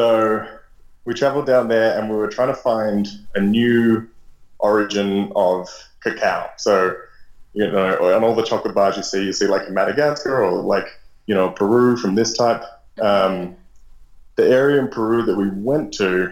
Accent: Sydney, New South Wales, Australia; moved away as an adult; also born or lived in Guatemala; now in Mexico; I'm from Sydney originally

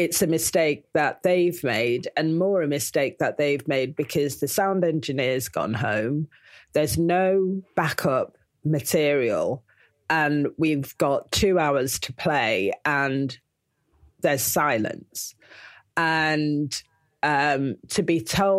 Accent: Manchester, North West England, United Kingdom; I'm from Manchester

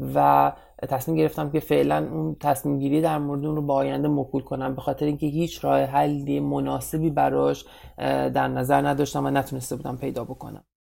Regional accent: Iran; moved away as an adult; now in United States; یک ایرانی مهاجر در ایالات متحده آمریکا

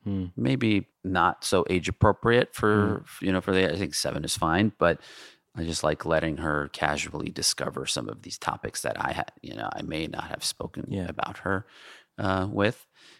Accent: Jamaica, New York, United States; Like I grew up in Jamaica, Queens, right. Forest Hills, Queens, Manhattan.

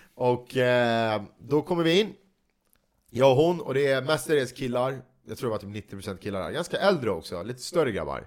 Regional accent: Sweden; vi svenskar

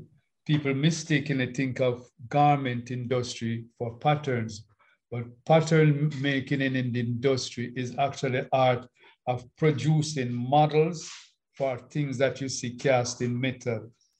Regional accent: Denham Town, Kingston, Jamaica; Denham Town as a youngster.

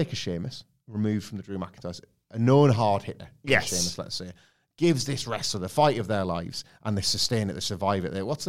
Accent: Preston, North West England, United Kingdom; Even though I'm from Preston

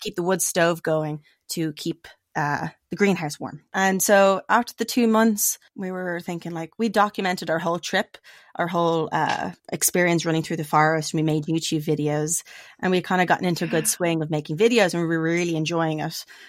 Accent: Dublin, Leinster, Ireland; moved away as an adult; now in United States; I'm from Dublin. That's where I grew up

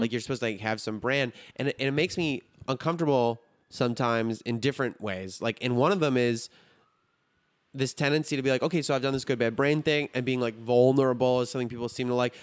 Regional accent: Highland Park, Illinois, United States; accent: Chicago; I grew up in Highland Park, which is like a really rich area

